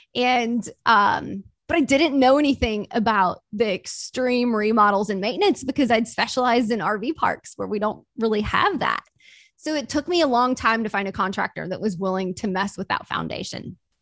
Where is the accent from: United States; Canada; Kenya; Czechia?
United States; Mississippi; I grew up super poor in Mississippi